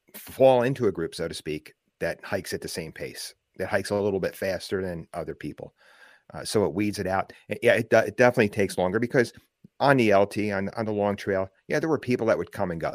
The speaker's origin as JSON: {"language": "English", "region": "New Jersey", "country": "United States", "tie": "born or raised there"}